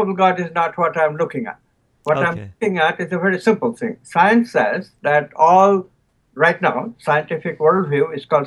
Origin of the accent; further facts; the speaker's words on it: Kolkata, West Bengal, India; now in United States; I was born in near Calcutta